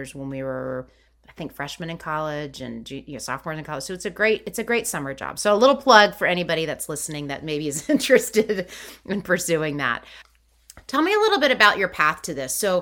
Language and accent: English; McLean, Virginia, United States; I grew up in McLean